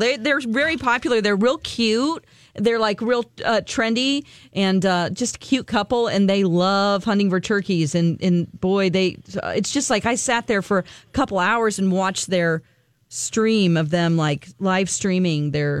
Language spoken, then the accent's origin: English; Springfield, Missouri, United States; Springfield, Missouri, from my hometown.